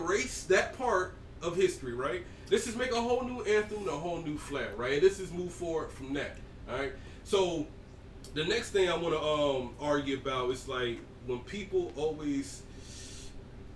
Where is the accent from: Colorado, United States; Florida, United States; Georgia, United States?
Georgia, United States; I'm from Georgia